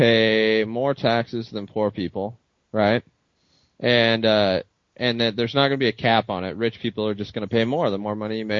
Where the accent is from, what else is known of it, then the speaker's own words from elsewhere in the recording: United States; I'm American